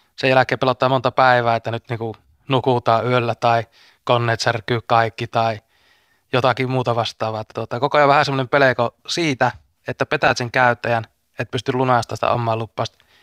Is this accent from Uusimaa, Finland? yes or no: no; Vaala, North Ostrobothnia, Finland; Mä oon itse Vaalasta, niin mun Puolanka on siinä niin kuin rajanaapurikuntana